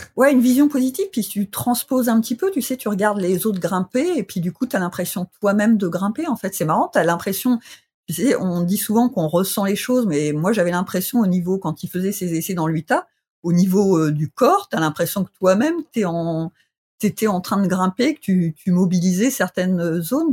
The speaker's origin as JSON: {"language": "French", "region": "Bourgogne-Franche-Comté", "country": "France", "tie": "born or raised there", "moved": "yes", "lives_now": "Grenoble, France", "said": "je, suis originaire du ah, Sossois"}